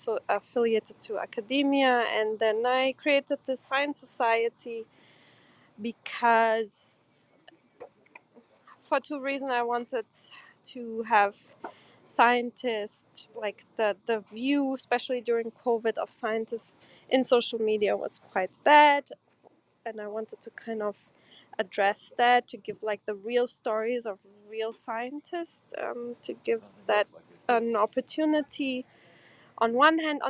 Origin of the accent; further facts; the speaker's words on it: Germany; English is a second language; also born or lived in Portugal; I'm from Portugal. I grew up in Germany as an immigrant kid